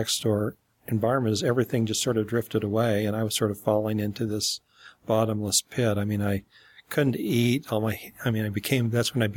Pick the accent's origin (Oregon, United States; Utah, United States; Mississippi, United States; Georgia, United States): Utah, United States; Salt Lake City; growing up in Salt Lake City